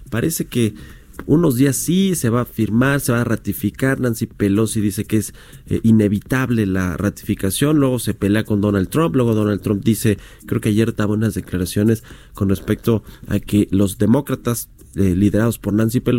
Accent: Mexico; Los únicos rehenes somos los mexicanos.

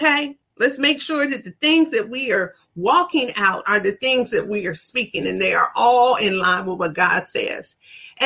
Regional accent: Ann Arbor, Michigan, United States; moved away; all the way back from Ann Arbor, my hometown

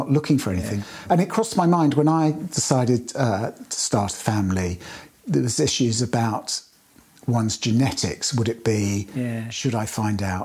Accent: London, United Kingdom; now in Temple Guiting, United Kingdom; I was born in Queen Charlotte's Hospital in Hammersmith

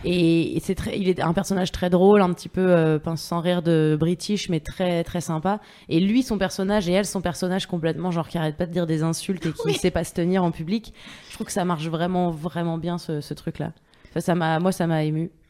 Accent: Paris, Île-de-France, France; j'ai grandi à Paris

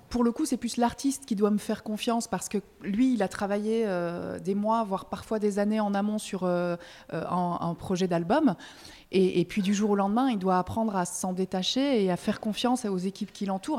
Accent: Belgium; now in France; je suis belge, parfois je, je fais des belgicismes

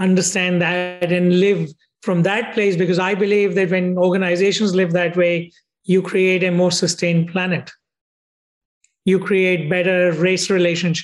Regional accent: India; moved away as an adult; also born or lived in United States; I grew up in India

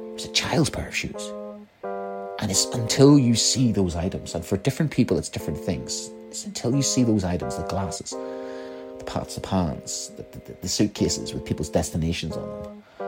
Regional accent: Ireland; I'm Irish

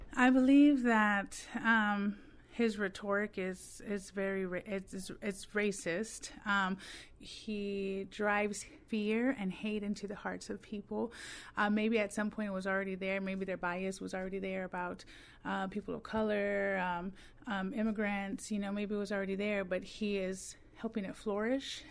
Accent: Texas, United States; moved away

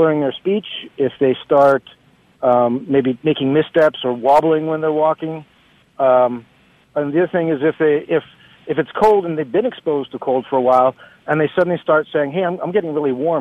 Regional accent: Washington, United States; now in Lexington, United States; I grew up in Washington State

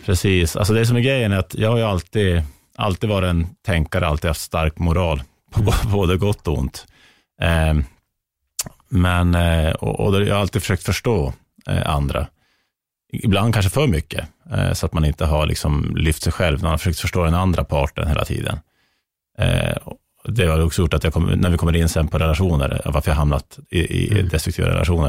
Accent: Norrland, Sweden; som norrlänning

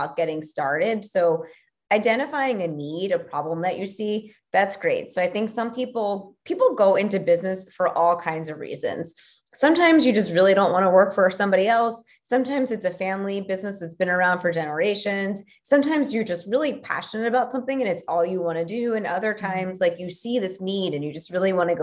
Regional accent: Philadelphia, Pennsylvania, United States; I'm from Philly

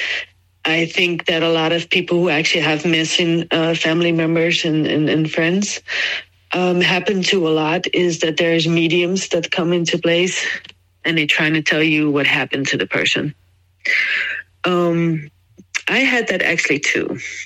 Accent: Netherlands; moved away as an adult; also born or lived in Jacksonville, Florida, United States; I moved from Jacksonville, Florida, immigrated back to the Netherlands, where I'm from

